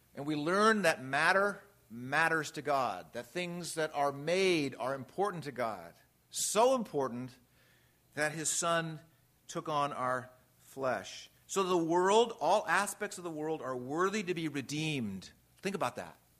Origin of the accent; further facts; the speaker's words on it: Redlands, California, United States; I grew up in Redlands, California, Southern California